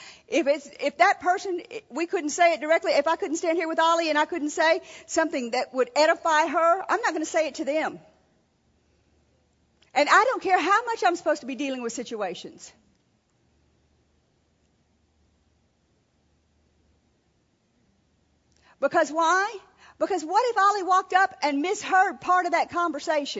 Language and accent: English; Louisiana, United States; We were raised in Louisiana